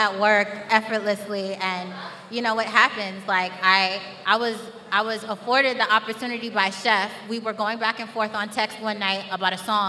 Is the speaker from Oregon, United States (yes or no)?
no; New York City, New York, United States; we're all from Brooklyn, we're all from Flatbush